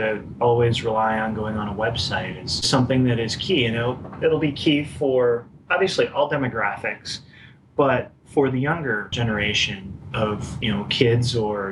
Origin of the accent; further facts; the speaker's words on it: Iowa, United States; moved away as an adult; now in Alexandria, Virginia, United States; I was born and raised in Iowa